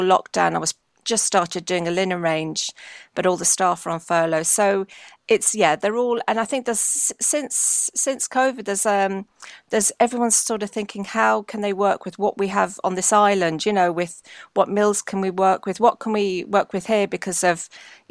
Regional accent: London, United Kingdom; I was brought up in London, but in a home that, I was brought up in a very Irish part of London.

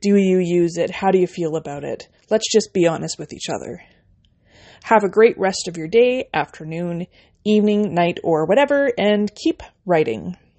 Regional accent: Canada; I'm a Canadian indie author

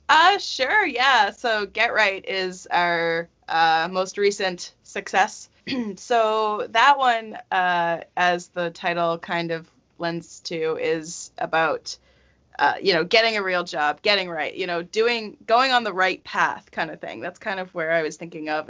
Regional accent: rural Nova Scotia, Canada; born or raised there; moved away

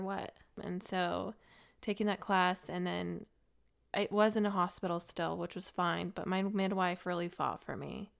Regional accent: Colorado, United States; also born or lived in Gilbert, Arizona; now in Nashville, United States; I grew up in the city

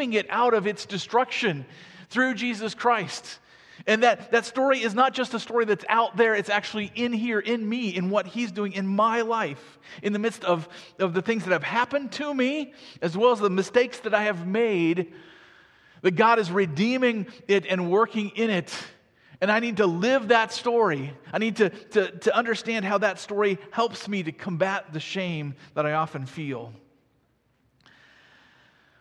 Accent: Iowa, United States; I grew up in Iowa.

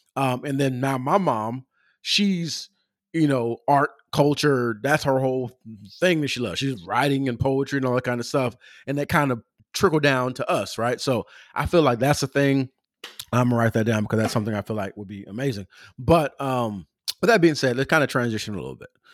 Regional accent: Pomona, California, United States; I'm from Southern California, uh, from Pomona, California

